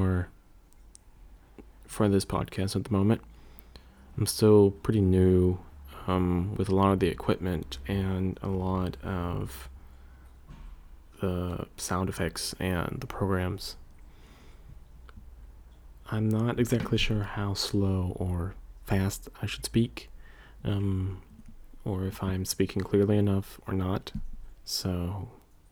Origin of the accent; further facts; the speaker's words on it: United States; accent: General American; first language English; American English, general American, the dialect of English that I speak